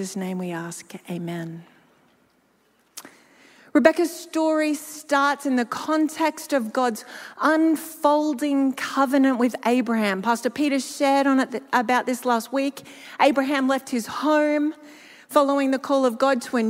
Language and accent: English; Gympie, Queensland, Australia; moved away; my hometown of Gympie